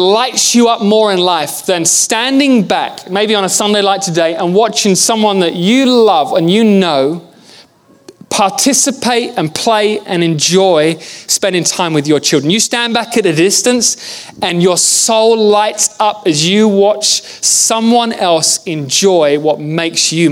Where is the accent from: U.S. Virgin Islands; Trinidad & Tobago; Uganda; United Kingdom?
United Kingdom; England; I'm from England.